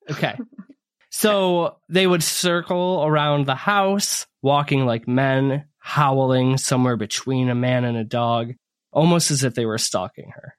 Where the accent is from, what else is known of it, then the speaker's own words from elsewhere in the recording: Northern Michigan, United States; I grew up in North Michigan. Well, I moved there halfway through growing up.